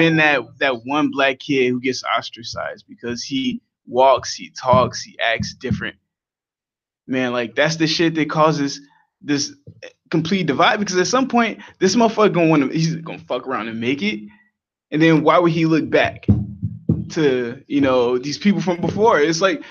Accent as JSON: {"language": "English", "town": "Chicago", "region": "Illinois", "country": "United States", "tie": "born or raised there", "said": "I'm from the Hundreds. I grew up on the 120th Prairie"}